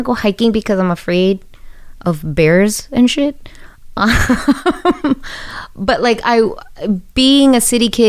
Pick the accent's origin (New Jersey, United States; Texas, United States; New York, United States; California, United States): New York, United States; I'm from the best city in the whole world